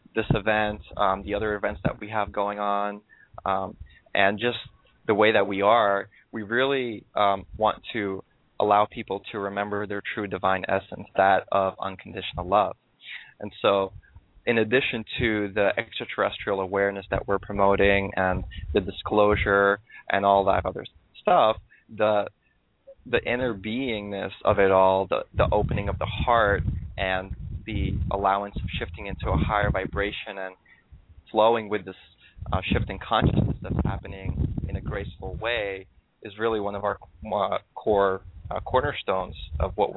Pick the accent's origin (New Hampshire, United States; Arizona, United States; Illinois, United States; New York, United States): New York, United States; New York City; moved away as an adult; also born or lived in Russia; now in Southern California, United States; I was born in Russia, and then I moved to New York City when I was 8 years old.